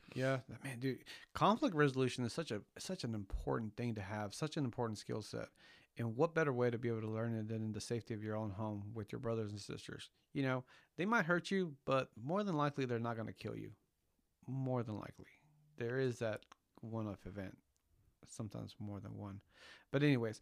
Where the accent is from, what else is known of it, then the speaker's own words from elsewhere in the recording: California, United States; first language Spanish; English is a second language; I grew up in California